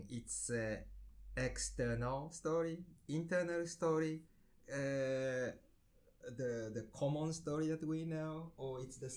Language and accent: English; Japan; now in Netherlands; I'm from Japan